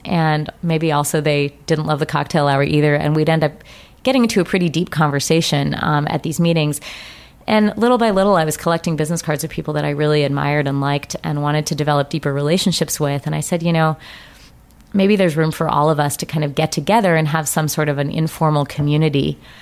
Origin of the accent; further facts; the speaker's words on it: Colorado, United States; I grew up in Colorado